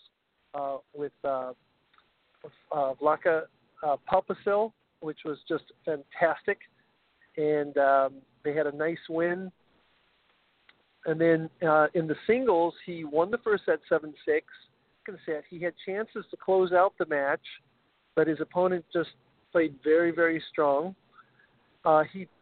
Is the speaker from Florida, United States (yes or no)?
no; Washington, United States; moved away as an adult; Growing up in Washington State, I played high school tennis.